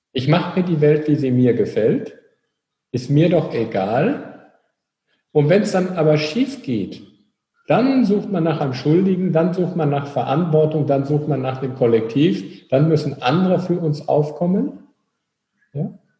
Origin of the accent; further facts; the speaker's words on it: North Rhine-Westphalia, Germany; Wir kommen aus Nordrhein-Westfalen